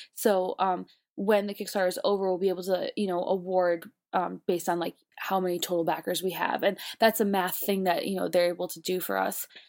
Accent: Buffalo, New York, United States; now in New York, United States; I'm from Buffalo, so I'm used to like cold, but then I've also haven't lived in Buffalo for long enough now

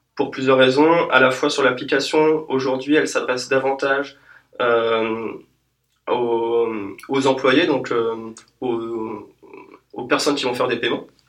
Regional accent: France; nous, en tant que Français

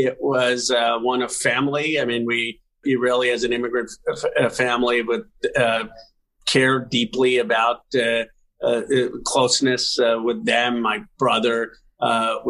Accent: Philadelphia, Pennsylvania, United States; I was born in Philadelphia in 1976

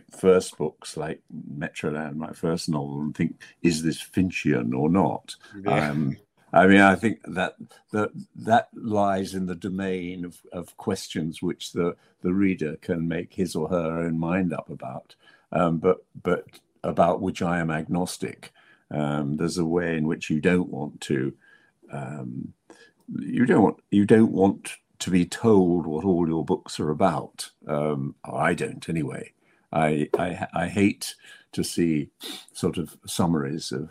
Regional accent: England, United Kingdom; I'm an English writer

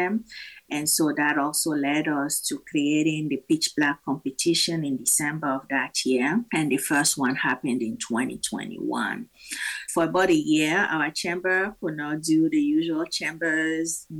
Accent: Togo; now in Omaha, United States; But I am originally from Togo in West Africa. I've been an Omahan by choice for about 23 years now.

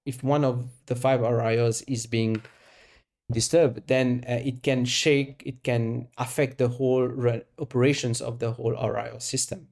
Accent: Mauritius; moved away as an adult; also born or lived in France / United Kingdom / South Africa; I was born and raised in Mauritius

